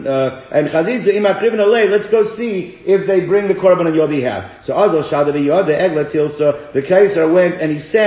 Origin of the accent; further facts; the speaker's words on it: South Africa; moved away; when I was growing up in South Africa